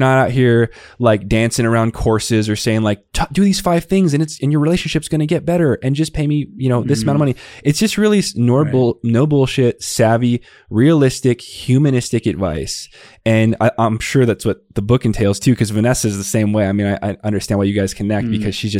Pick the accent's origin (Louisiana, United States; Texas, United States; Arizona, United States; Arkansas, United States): Arizona, United States; Tucson; I grew up in the Southwest body. It was in Tucson, Arizona. So, you know, the way to speak where I grew up, is very much not acceptable today